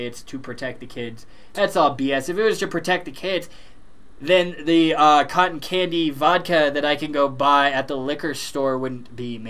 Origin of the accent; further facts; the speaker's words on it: Colorado, United States; we are from Colorado